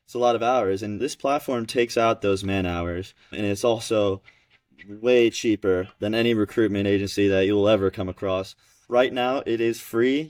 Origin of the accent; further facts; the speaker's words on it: Georgia, United States; I grew up in Georgia playing junior tennis along with Elijah